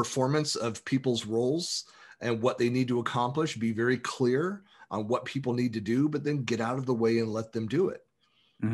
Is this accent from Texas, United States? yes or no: no; San Francisco Bay Area, California, United States; moved away as an adult; I'm born and raised in the San Francisco Bay Area